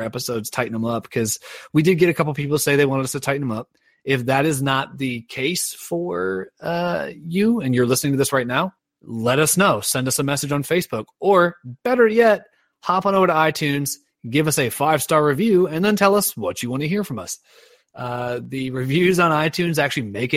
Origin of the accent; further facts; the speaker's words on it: Ohio, United States; I am from Ohio